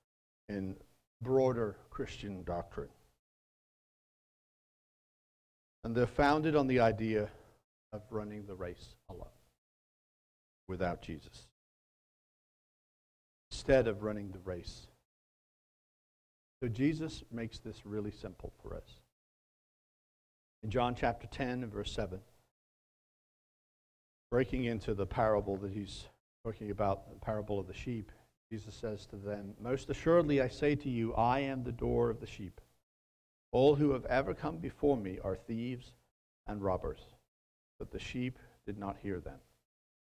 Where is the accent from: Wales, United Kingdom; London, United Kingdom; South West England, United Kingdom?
Wales, United Kingdom; moved away; My mind goes back to Wales and my home country